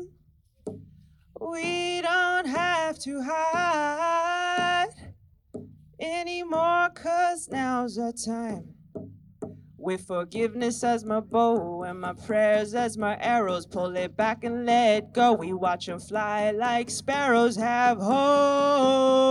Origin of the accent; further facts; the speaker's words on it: Taos, New Mexico, United States; I hail from Taos, New Mexico